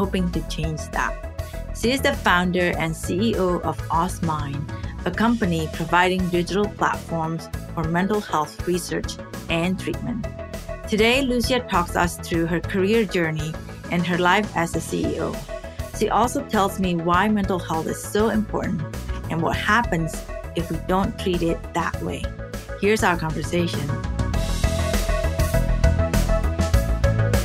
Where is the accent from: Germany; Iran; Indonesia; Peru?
Indonesia; moved away; I grew up in Indonesia